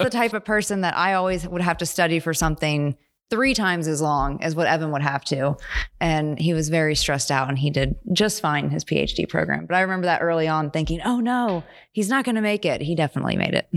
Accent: Morgantown, West Virginia, United States; moved away as an adult; also born or lived in Pittsburgh, Pennsylvania; now in Stillwater, United States; grew up most of, like, high school in Morgantown, West Virginia. And so I spent ten years there

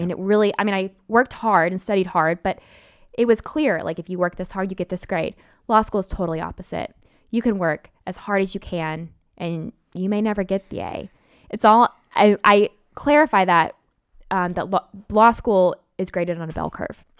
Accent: Memphis, Tennessee, United States; moved away; I'm from Memphis

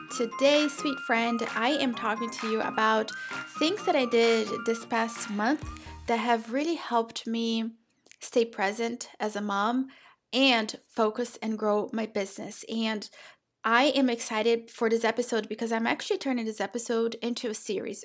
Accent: Brazil; now in United States; I'm from Brazil

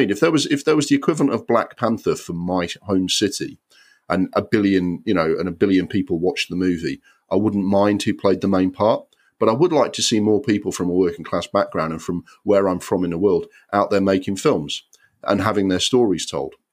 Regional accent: Sunderland, North East England, United Kingdom; born there; But I was born in Sunderland, which is a working class town.

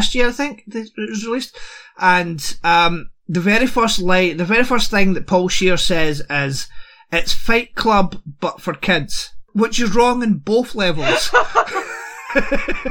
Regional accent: Scotland, United Kingdom; me being a Scot

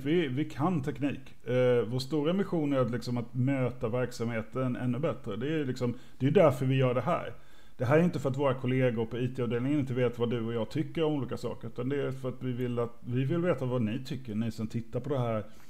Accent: Småland, Sweden; jag är från Småland

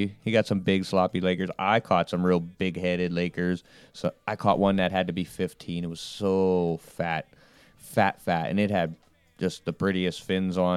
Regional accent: Ohio, United States; I'm from Ohio

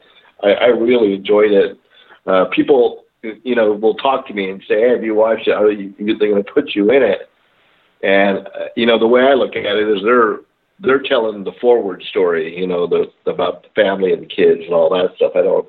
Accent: Philippines; now in Murrieta, United States; you know, I'm Filipino and I've always done stick fighting

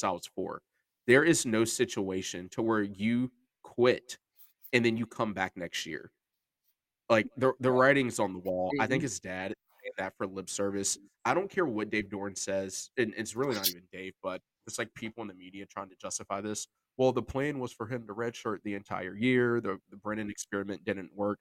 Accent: Tobacco Road, North Carolina, United States; growing up on Tobacco Road

